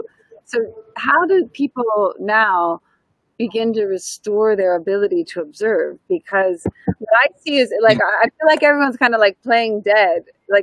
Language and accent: English; United States; accent: American; moved away; my American accent, I think, is exciting for people not from here.